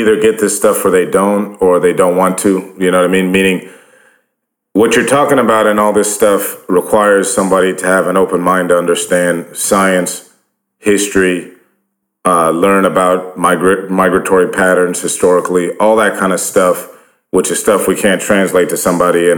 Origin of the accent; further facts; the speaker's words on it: Northeast, United States; I grew up in the Northeast